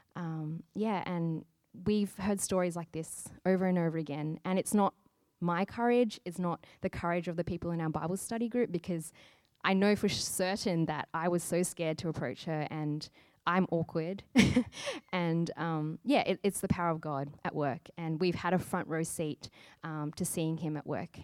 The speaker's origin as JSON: {"language": "English", "town": "Sydney", "region": "New South Wales", "country": "Australia", "moved": "yes", "lives_now": "Brisbane, Australia", "said": "I'm from Sydney, and basically there are churches everywhere."}